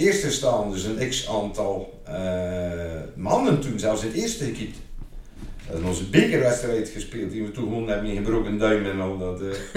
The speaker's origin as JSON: {"language": "Dutch", "town": "IJzendijke", "region": "Zeeland", "country": "Netherlands", "tie": "born or raised there", "also_born_or_lived": "Oostburg / Terneuzen / Waterlandkerkje", "said": "ik ben altijd naar school geweest in Nederland. Eh, lager en middelbaar. Eerst in IJsendijk, was de lagere school"}